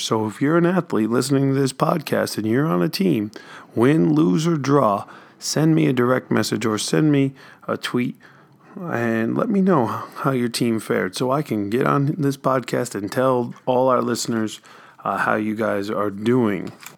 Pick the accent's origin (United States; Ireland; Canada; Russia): United States; New York; also born or lived in North Carolina; now in Michigan, United States; I grew up in New York